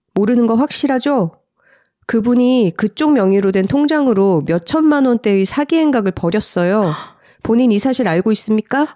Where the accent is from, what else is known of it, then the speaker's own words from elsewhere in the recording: Gyeongsang, South Korea; accent: Gyeongsang dialect; 제가 어릴 때 경상도 사투리에서 많이 쓰던 말